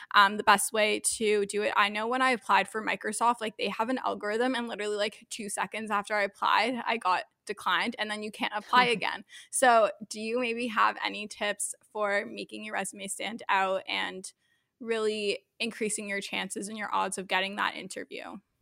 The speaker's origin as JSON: {"language": "English", "town": "Thornhill", "region": "Ontario", "country": "Canada", "tie": "born or raised there", "lives_now": "Toronto, Canada", "said": "I grew up in Thornhill"}